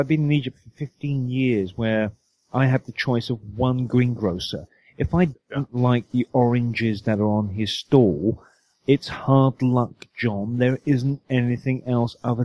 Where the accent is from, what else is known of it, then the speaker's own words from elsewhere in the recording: United Kingdom; moved away as an adult; now in United States; I'm British